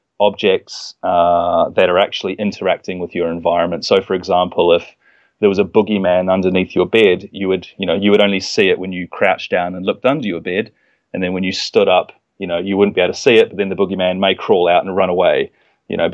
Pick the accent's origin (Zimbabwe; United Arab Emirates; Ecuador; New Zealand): New Zealand; moved away as an adult; I'm from New Zealand, but I traveled over here and studied